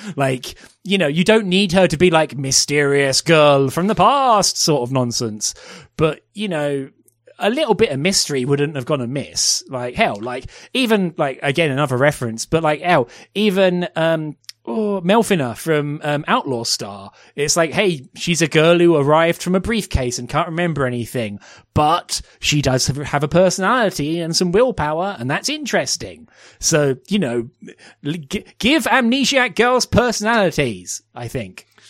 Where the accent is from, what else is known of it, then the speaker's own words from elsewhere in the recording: United Kingdom; as British um, people